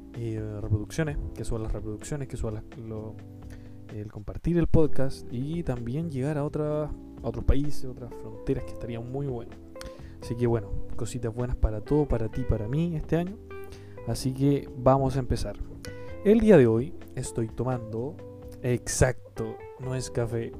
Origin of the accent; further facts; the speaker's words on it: Chile; yo soy de Chile, Chile un país muy lindo